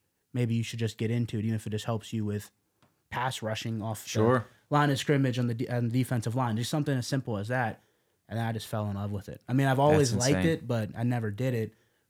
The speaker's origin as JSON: {"language": "English", "town": "Las Vegas", "region": "Nevada", "country": "United States", "tie": "born or raised there", "said": "I've always been a Mike Tyson fan since a kid because I grew up in Las Vegas."}